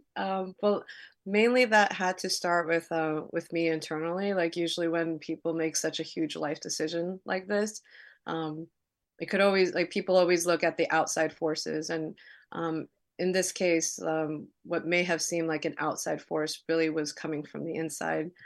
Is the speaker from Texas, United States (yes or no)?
no; New York City, New York, United States; also born or lived in New Jersey; I grew up in Queens, New York, uh, in Elmhurst